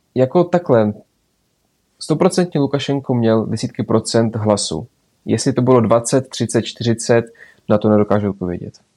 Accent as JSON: {"language": "Czech", "country": "Belarus", "also_born_or_lived": "Adršpach, Czech Republic", "moved": "yes", "lives_now": "Czech Republic"}